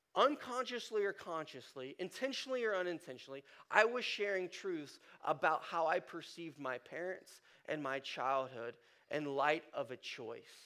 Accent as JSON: {"language": "English", "town": "Columbus", "region": "Ohio", "country": "United States", "tie": "born or raised there", "said": "I grew up in Ohio, north side of Columbus"}